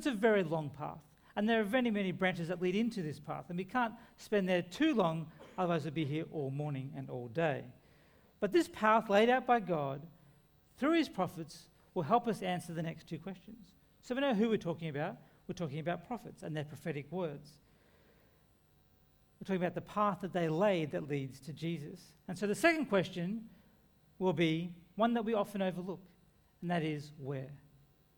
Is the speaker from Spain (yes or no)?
no; Lismore, New South Wales, Australia; my hometown of Lismore